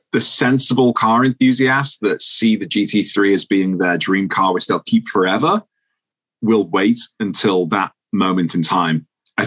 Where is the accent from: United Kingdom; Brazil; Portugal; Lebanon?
United Kingdom; moved away as an adult; now in Minneapolis, United States; I'm a Brit.